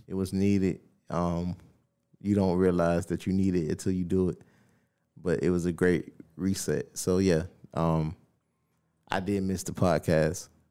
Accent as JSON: {"language": "English", "region": "the South", "country": "United States", "said": "I'm from the South."}